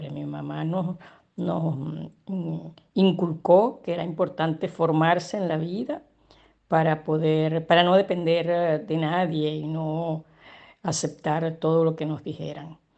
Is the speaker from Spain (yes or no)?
no; Caracas, Capital District, Venezuela; Nací en Caracas, Venezuela, en la parroquia San Juan. Eh, bueno, en, mi infancia tuve una infancia realmente muy feliz